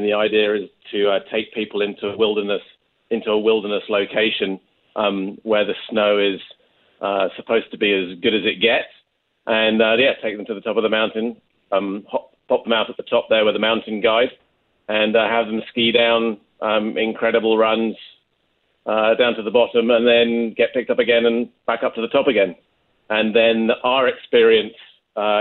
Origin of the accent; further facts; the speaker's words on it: England, United Kingdom; moved away as an adult; now in Canada; as you can probably just about tell from the accent, I'm not Canadian originally. I actually came over from England 20-odd years ago